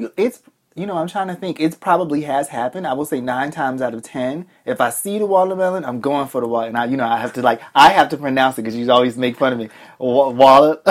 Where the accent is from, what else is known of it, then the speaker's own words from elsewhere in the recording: Boston, Massachusetts, United States; also born or lived in Alabama; I grew up in Boston